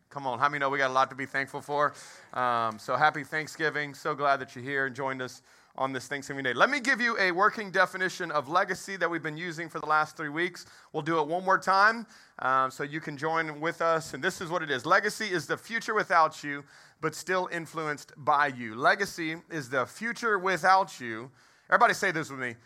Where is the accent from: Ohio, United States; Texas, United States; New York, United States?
Texas, United States; I, I was raised in Texas